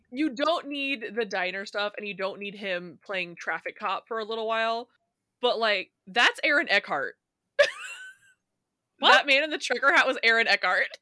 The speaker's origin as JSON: {"language": "English", "region": "Indiana", "country": "United States", "said": "I'm from Indiana, right? But yeah. there are tons of people in Indiana that have like a southern accent, which I don't have"}